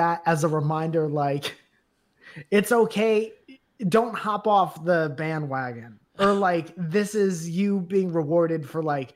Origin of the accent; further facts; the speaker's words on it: Connecticut, United States; I'm a musician and I'm from Connecticut